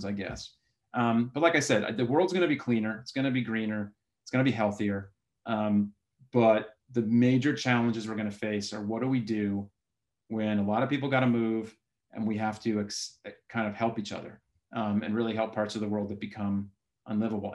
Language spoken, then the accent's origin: English; South Florida, United States; moved away; I was born in South Florida